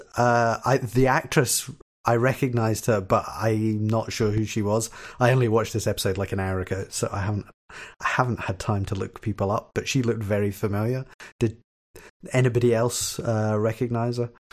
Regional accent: Glasgow, Scotland, United Kingdom; accent: Kelvinside; my accent is very sort of muted, uh, sort of th, what we would call here a Kelvin side accent

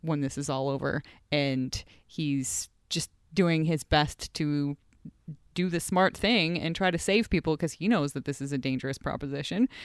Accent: United States; now in Edmonton, Canada; my home country, United States

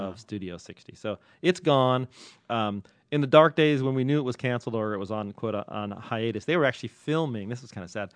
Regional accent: Ireland; I'm Irish.

